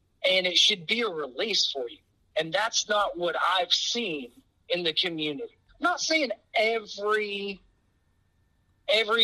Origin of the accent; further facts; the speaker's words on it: Texas, United States; growing up in Texas in the Bible Belt